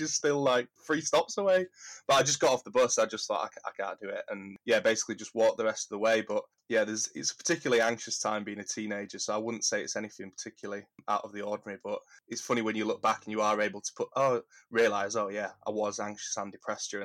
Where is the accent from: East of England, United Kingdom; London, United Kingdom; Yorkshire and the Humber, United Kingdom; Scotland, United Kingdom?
Yorkshire and the Humber, United Kingdom; Huddersfield; I grew up in Huddersfield, in Kirkburton.